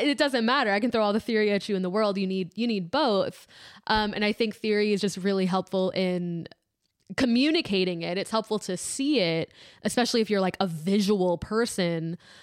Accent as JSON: {"language": "English", "town": "District Heights", "region": "Maryland", "country": "United States", "tie": "born or raised there", "said": "I am from District Heights, Maryland."}